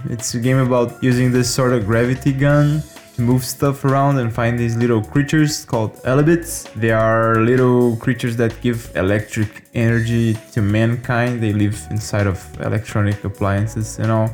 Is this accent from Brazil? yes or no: yes; Brazil; my home country of Brazil